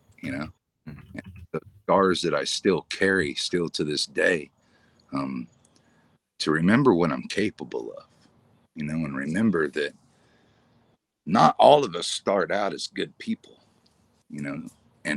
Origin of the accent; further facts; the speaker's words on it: Kansas, United States; I'm from Kansas. I'm from the Wild West